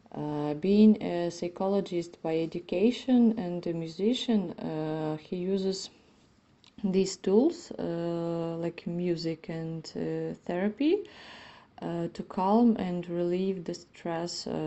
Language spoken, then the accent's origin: English; Ivano-Frankivsk, Ivano-Frankivsk Oblast, Ukraine; I'm 32. I am a violinist from Ivano Frankivsk, uh, Western Ukraine